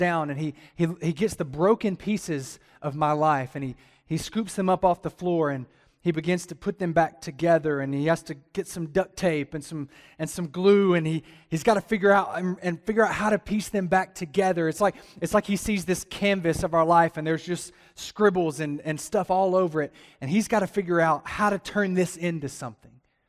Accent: the South, United States; I'm from the South. I'm used to people amening.

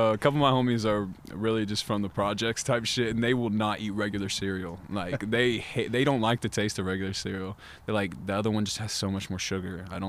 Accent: the South, United States; I was raised in the South, so I really love fried chicken.

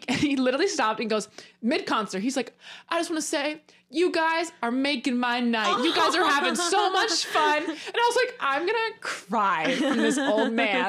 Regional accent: Hamilton, New Jersey, United States; moved away; somehow knew I was from Hamilton. I don't know if it was connected to my account. I don't know why it would be, because I don't live in Hamilton.

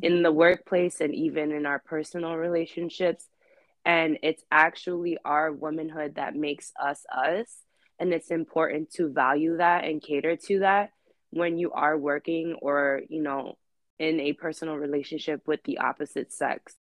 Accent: New York City, New York, United States; Born and raised in Queens, New York

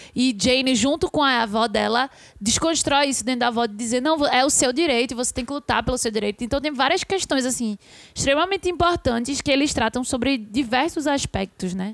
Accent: Brazil; a gente é brasileiro

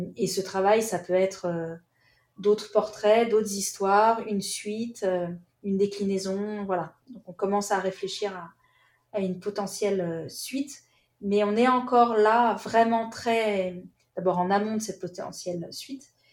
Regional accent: France; on est français

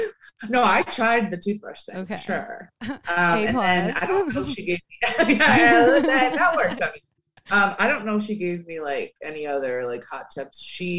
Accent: Chicago, Illinois, United States

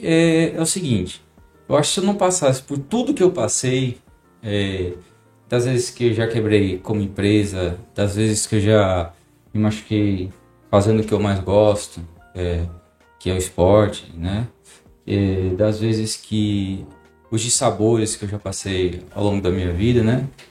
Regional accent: Paraná, Brazil; now in Maceió, Brazil; Sou do Paraná. Já moro aqui em Maceió já tem muitos anos

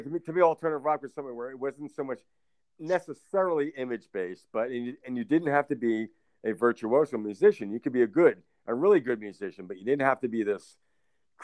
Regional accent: Northeast, United States; now in North Carolina, United States; I'm from the Northeast

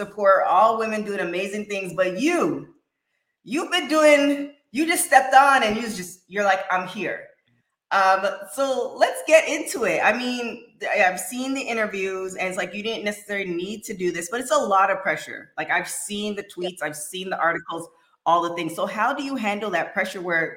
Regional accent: Canada; I'm from Canada, but first generation North American

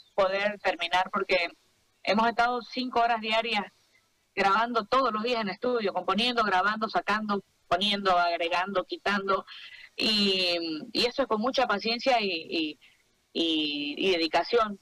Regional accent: Bolivia; artista boliviana

